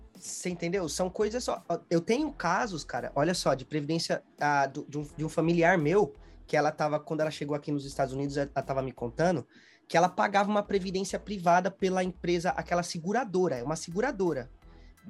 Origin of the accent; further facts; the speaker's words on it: Guarulhos, São Paulo, Brazil; moved away as an adult; now in Smithfield, Rhode Island, United States; a minha vida toda eu morei em Guarulhos. Eu sempre falo, tipo assim, eu sempre morei na mesma casa, na mesma casa, tipo 26 anos